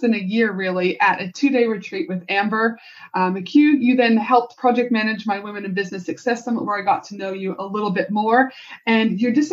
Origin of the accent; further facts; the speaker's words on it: Alberta, Canada; now in Australia; growing up in Canada and Banff and Jasper, the Rocky Mountains